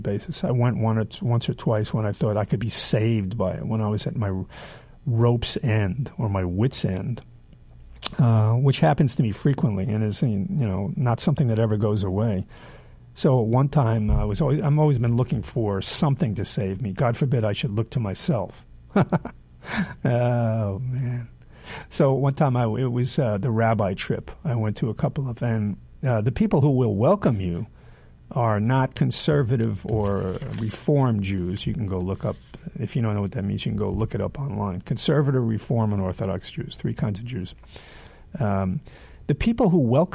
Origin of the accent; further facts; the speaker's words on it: New York City, New York, United States; also born or lived in near Philadelphia; not the day I was born near Philadelphia, but then when I was 2 years old, I came to New York City